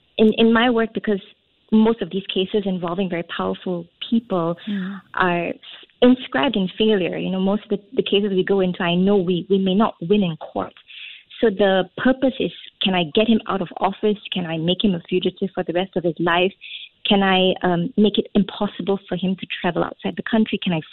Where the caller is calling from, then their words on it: Singapore; Yes, I am.